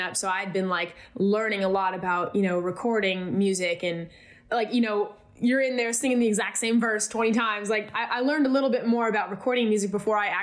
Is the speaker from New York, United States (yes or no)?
no; California, United States; growing up in California